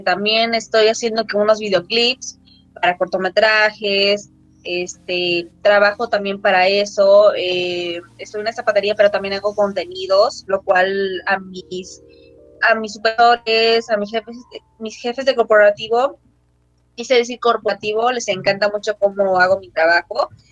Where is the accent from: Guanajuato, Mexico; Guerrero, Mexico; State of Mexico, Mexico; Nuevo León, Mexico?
Guerrero, Mexico; soy de aquí, de Guerrero